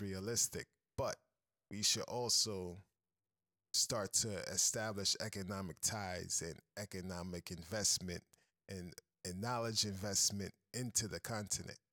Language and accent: English; United States; moved away as an adult; now in Kenya; as a American